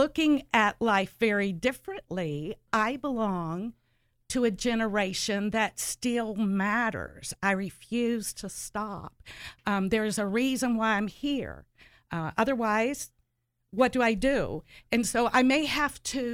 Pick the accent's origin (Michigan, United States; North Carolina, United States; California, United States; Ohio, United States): Ohio, United States; southeastern; I grew up on the southeastern side of Ohio, right by the Kentucky-West Virginia border